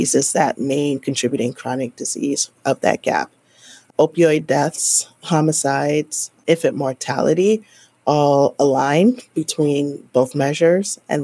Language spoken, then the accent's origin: English; New York City, New York, United States; moved away as an adult; now in Chicago, United States; I'm from New York City originally